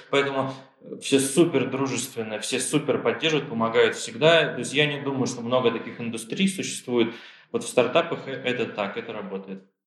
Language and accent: Russian; Ufa, Bashkortostan, Russia; moved away as an adult; also born or lived in Germany / London / Tel Aviv; now in Barcelona, Spain; я родом из Уфы, прожил там большую часть жизни, ну, часть детства прожил в Германии, в военном городке.